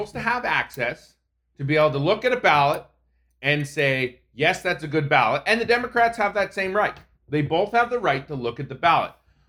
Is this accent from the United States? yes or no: no; Canada; We are Canucks